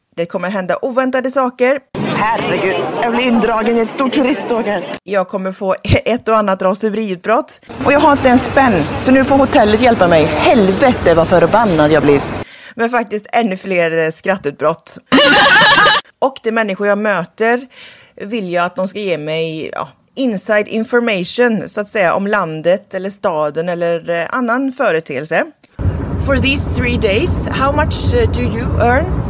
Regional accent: Sweden; hemma i Sverige

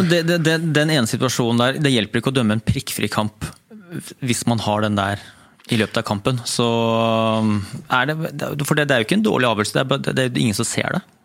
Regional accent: Norway; vi kom fra Norge

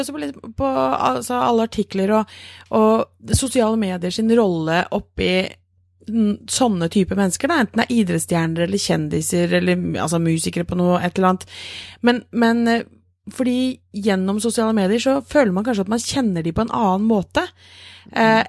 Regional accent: Norway; vi er nordmenn

